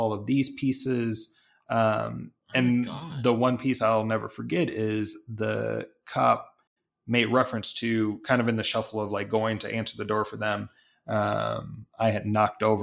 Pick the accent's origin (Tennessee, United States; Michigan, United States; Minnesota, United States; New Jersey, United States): Michigan, United States; Detroit; I grew up in Detroit